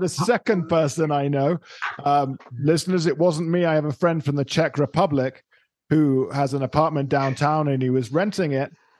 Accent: United Kingdom; now in Colombia; I am a Brit.

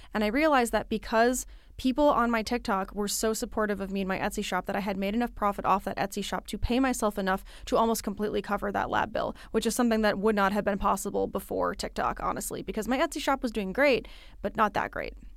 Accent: Midwest, United States; now in East Coast, United States; I live on the East Coast. I was born in the Midwest

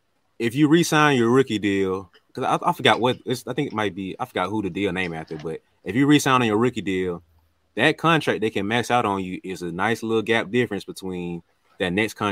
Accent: the South, United States; It ain't too bad. I like the South. I'm from the South.

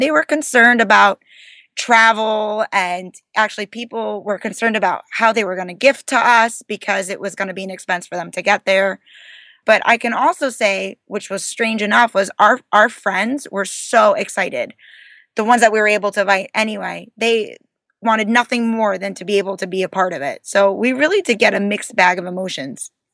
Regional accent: New Jersey, United States; we're from New Jersey

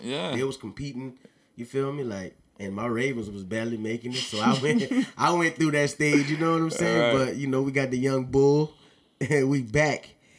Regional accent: Louisiana, United States; I'm from Louisiana.

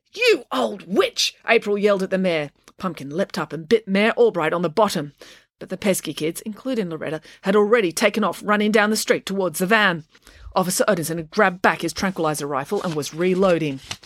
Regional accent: Sydney, New South Wales, Australia; where I grew up in Sydney in the 80s and 90s in northwestern Sydney.

